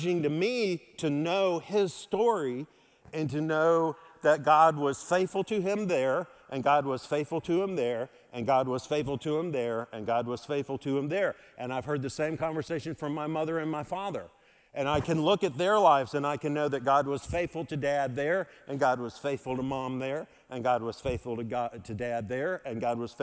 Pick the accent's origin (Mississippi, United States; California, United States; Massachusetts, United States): Mississippi, United States; moved away; I'm from Mississippi